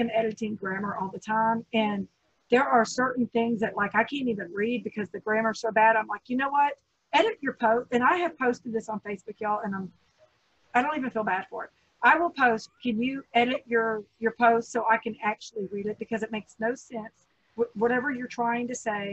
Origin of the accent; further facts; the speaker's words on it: Texas, United States; It's part of my Southern charm. I'm a Texan.